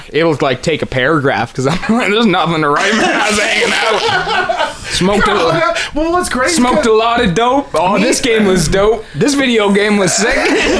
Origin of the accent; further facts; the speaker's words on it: Canada; We're Canadian.